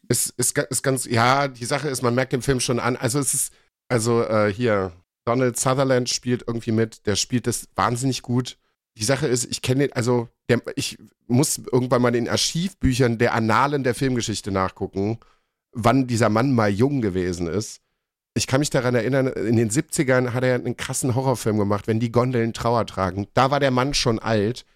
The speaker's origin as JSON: {"language": "German", "country": "Germany", "said": "bei uns in Deutschland"}